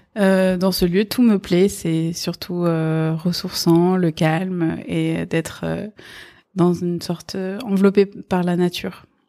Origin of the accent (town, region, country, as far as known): Paris, Île-de-France, France; born or raised there; first language Persian; French is a second language; also born or lived in Iran